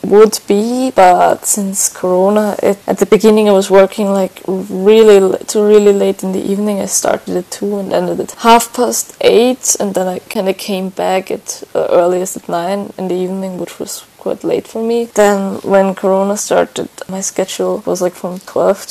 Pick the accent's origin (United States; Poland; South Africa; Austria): Austria; moved away as an adult; now in Valga, Estonia; I'm actually from Austria, but I'm here in Estonia since like 10